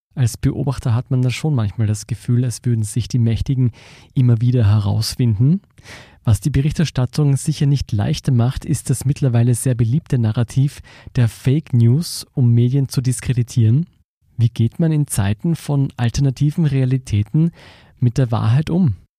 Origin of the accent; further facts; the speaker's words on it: Austria; wir als Österreicher